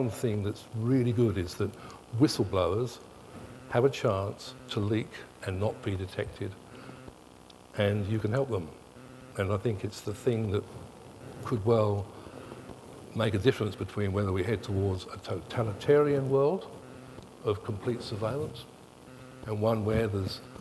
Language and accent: English; England, United Kingdom; moved away as an adult; now in Australia; I was born in England and I worked in England for a long time, and I grew up in the 60s and the 70s in England.